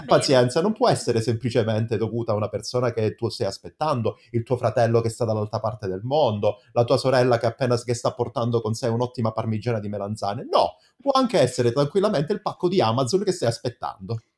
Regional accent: Calabria, Italy; accent: Calabrian; moved away; da noi invece in Calabria si dice

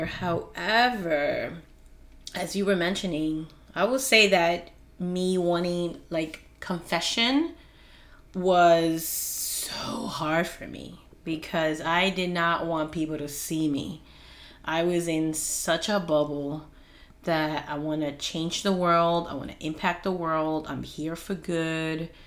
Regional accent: Peru; English is a second language; moved away; as a child being in Peru

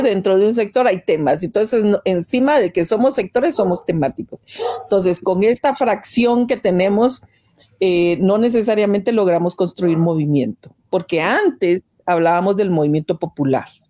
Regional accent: Guatemala; moved away as an adult; also born or lived in Mexico; yo salí de Guatemala en el 81

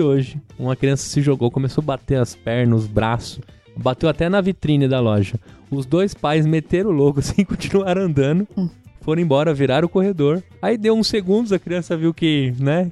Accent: São Paulo, Brazil; a gente é de São Paulo, a gente fala bolacha

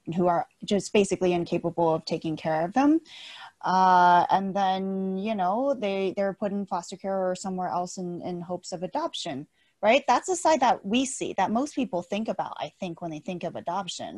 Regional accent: United States; also born or lived in China; I growing up in America

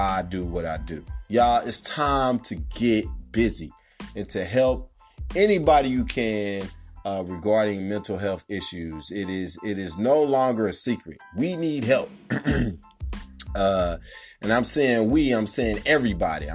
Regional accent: Kansas City, Kansas, United States; also born or lived in Wyandotte County, Kansas; right here in my hometown of Kansas City, Kansas

